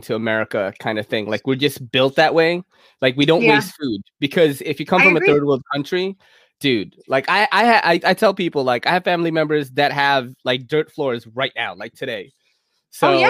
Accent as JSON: {"language": "English", "town": "New York City", "region": "New York", "country": "United States", "said": "As a New Yorker"}